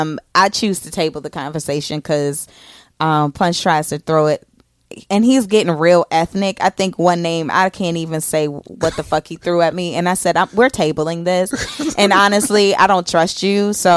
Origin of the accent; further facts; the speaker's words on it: Elkhart, Indiana, United States; I'm from Elkhart, Indiana.